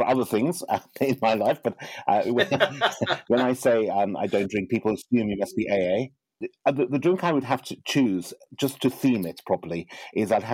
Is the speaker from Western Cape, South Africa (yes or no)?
no; Johannesburg, Gauteng, South Africa; I grew up in Johannesburg, South Africa